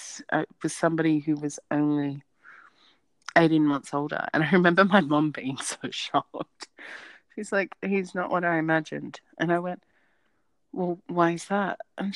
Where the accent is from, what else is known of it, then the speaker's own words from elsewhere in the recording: Australia; accent: Australian, not overly Australian; my accent is Australian, but it's not overly Australian